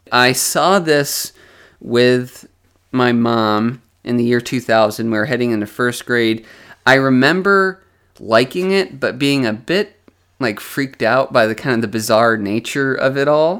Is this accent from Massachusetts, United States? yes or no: yes; Westfield, Massachusetts, United States; I grew up in Westfield, Massachusetts, which is a suburb of Springfield, Massachusetts